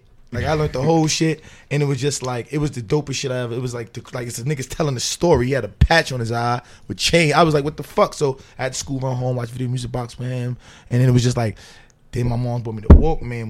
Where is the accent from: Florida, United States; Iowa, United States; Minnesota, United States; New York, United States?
New York, United States; New York City; also born or lived in Lower East Side, Manhattan; Bed-Stuy and Crown Heights, you know what I'm saying? I grew up.